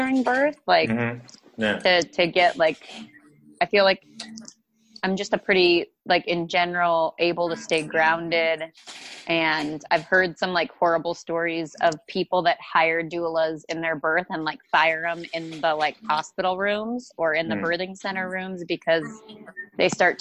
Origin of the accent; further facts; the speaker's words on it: Montana, United States; now in Fort Worth, United States; I grew up in Montana and the outdoors